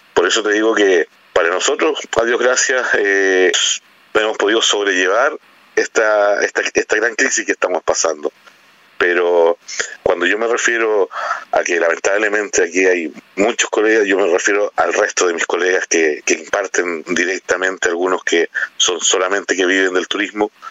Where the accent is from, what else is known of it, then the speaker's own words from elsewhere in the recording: Chile; como buen chileno